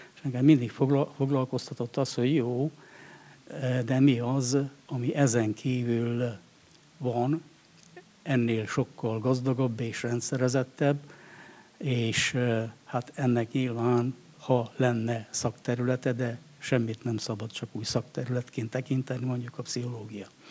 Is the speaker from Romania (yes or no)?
yes; Székely Land, Romania; also born or lived in Cristuru Secuiesc; én egy természeti népnek a területén születtem, a székelységben